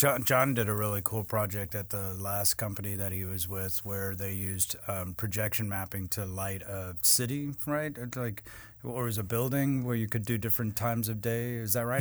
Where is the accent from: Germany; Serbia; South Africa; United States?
South Africa; I grew up in South Africa